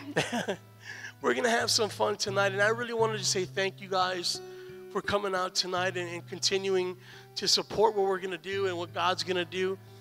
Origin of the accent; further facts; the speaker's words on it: San Antonio, Texas, United States; moved away; also born or lived in Stryker, Ohio; I'm from San Antonio